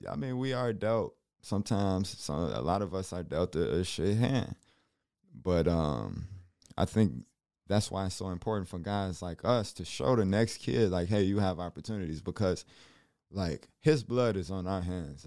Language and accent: English; Chicago, Illinois, United States; growing up in Chicago